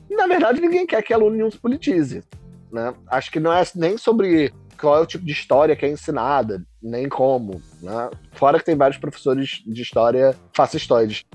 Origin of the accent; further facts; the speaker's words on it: Rio de Janeiro, Brazil; como nós cariocas falamos